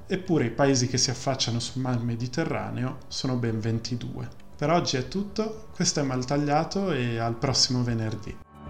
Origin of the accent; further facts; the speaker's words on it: Milan, Lombardy, Italy; sono di Milano